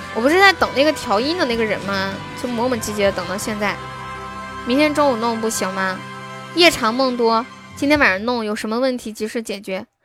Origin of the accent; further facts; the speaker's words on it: Sichuan, China; 我是四川的